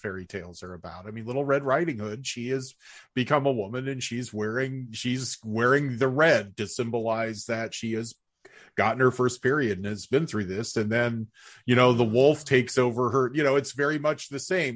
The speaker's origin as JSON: {"language": "English", "country": "United States", "said": "our American lens"}